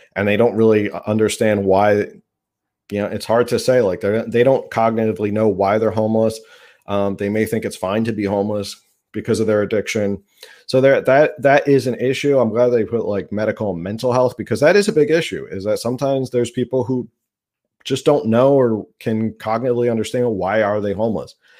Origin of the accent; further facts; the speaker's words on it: New Jersey, United States; moved away; I'm from New Jersey. We had Atlantic City